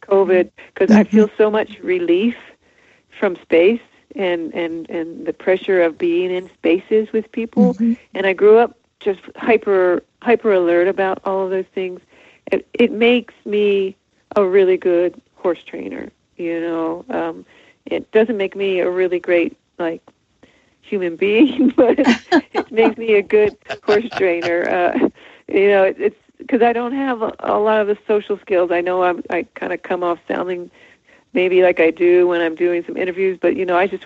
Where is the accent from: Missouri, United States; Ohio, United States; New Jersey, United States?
New Jersey, United States; moved away; I was from New Jersey